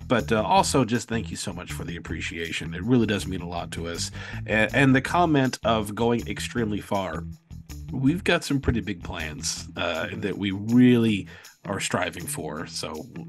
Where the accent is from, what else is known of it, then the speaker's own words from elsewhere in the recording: Rhode Island, United States; Growing up in Rhode Island, I ventured west of the border to the Mystic Aquarium at least once and had ample pigeon exposure on day trips to Boston.